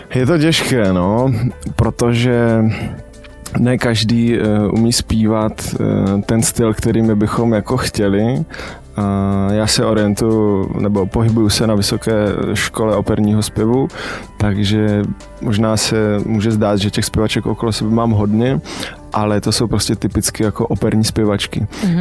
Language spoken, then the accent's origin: Czech; Kopřivnice, Moravian-Silesian Region, Czechia; also born or lived in Ostrava; jsem z Kopřivnice, což je 40 km od Ostravy